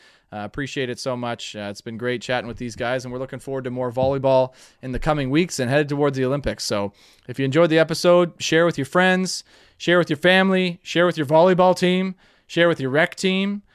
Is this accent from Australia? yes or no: no; Canada; we're Canadian